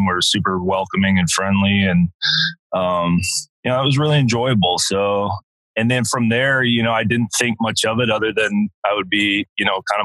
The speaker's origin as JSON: {"language": "English", "town": "Eastbourne", "region": "South East England", "country": "United Kingdom", "tie": "born or raised there", "moved": "yes", "lives_now": "Austin, United States", "said": "from where I was born in England, the town of Eastbourne."}